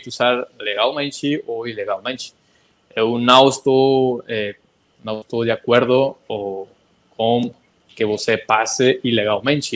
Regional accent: Monterrey, Nuevo León, Mexico; Portuguese is a second language; eu sou de uma cidade muito importante do México chamada Monterrey, Nuevo León, que está no norte do México

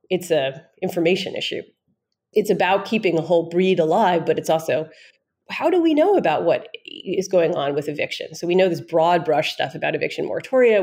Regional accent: New York City, New York, United States; I grew up in New York in when I was growing up it was the East Village, but now it's like Greenwich Village. I grew up there.

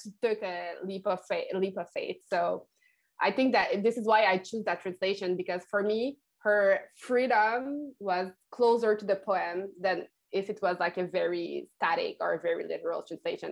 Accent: Quebec, Canada; first language French; English is a second language; here in Quebec, I think we have a very special relationship to French and to English

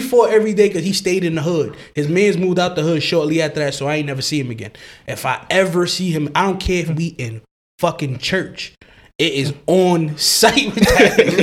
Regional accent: New York City, New York, United States; I'm from Brooklyn

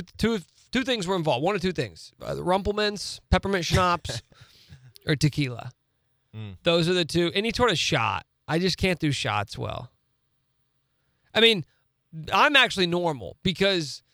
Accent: Topeka, Kansas, United States; Best friends from growing up in Topeka

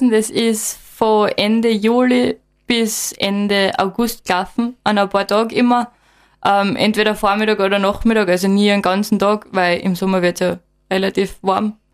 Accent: Admont, Styria, Austria; und bin eben aufgewachsen in Atmund und gehe seit ich klar bin immer auf die Berge im Gesäuse.

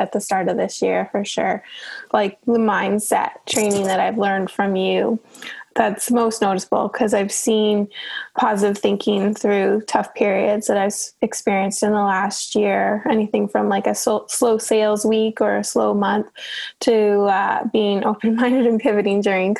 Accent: Newfoundland and Labrador, Canada; now in Halifax, Canada; I'm originally from Newfoundland, and which is a province over

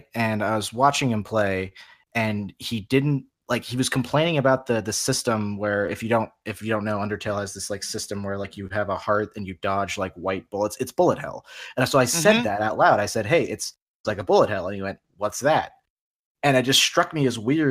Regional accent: San Diego, California, United States; I grew up in San Diego, and we had like a family fun center

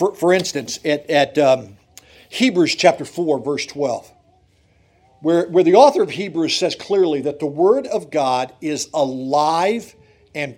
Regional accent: Susquehanna County, Pennsylvania, United States; moved away as an adult; also born or lived in Detroit, Michigan; I grew up in Susquehanna County.

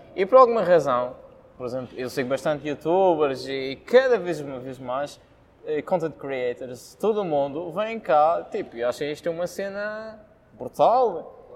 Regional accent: São Vicente, Madeira, Portugal; sou de São Vicente

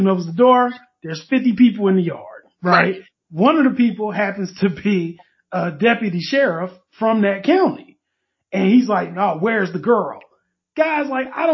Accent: Durham, North Carolina, United States; me growing up in Durham

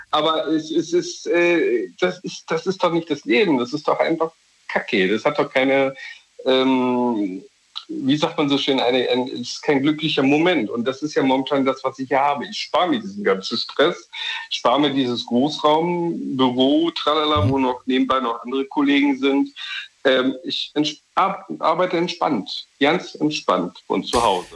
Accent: Dresden, Saxony, Germany; now in Berlin, Germany; ich ziehe von Berlin nach Dresden, in meine Geburtsstadt

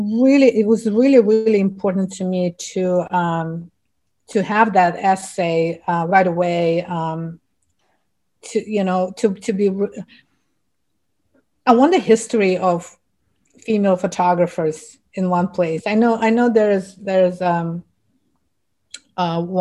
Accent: Ufa, Bashkortostan, Russia; English is a second language; moved away as an adult; now in New York City, United States; I came from Russia, where I lived half of my life, and when I started photography back in the 80s, in my Republic of Bashkortostan, I was the only female fine art photographer.

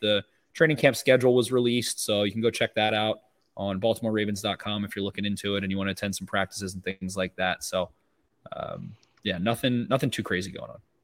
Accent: Carroll County, Maryland, United States; I'm from Carroll County

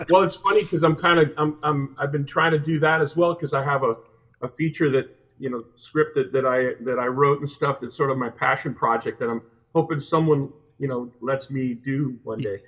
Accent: Hialeah, Florida, United States; moved away as an adult; now in Los Angeles, United States; I grew up in South Florida in a, in, in, um, a small suburb of Miami called Hialeah

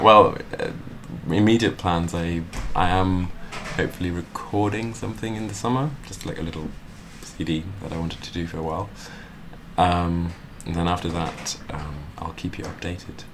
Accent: Luxembourg; now in London, United Kingdom; I'm from Luxembourg as well.

